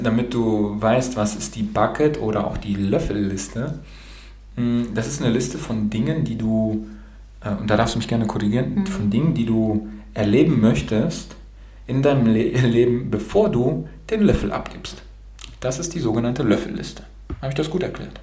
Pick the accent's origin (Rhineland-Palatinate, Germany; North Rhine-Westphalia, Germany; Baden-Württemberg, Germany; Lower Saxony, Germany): Baden-Württemberg, Germany; also born or lived in Romania; Ich bin in Rumänien geboren, in Rumänien. Und äh, meine Eltern sind dann rüber nach Deutschland ausgewandert und ich bin dann mit süßen zwölf Monaten äh, als kleiner Wonneproppen dann hier rübergekommen